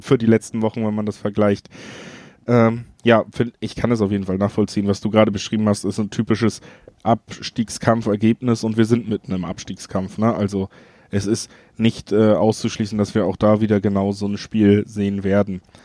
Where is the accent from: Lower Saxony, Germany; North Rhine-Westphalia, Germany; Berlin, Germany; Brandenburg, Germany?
North Rhine-Westphalia, Germany; Cologne; ich komme ja selber aus Köln